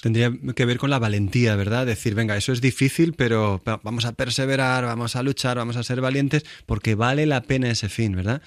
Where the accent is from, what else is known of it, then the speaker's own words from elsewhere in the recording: Villanueva de Alcardete, Castilla-La Mancha, Spain; yo crecí también, en Toledo, se llama Villanueva de Alcardete